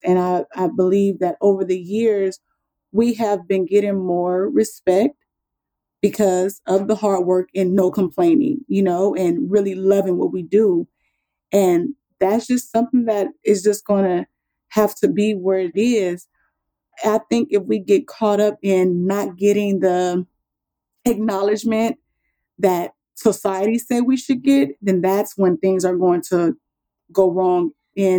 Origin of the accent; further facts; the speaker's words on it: Compton, California, United States; moved away as an adult; now in Texas, United States; I grew up in California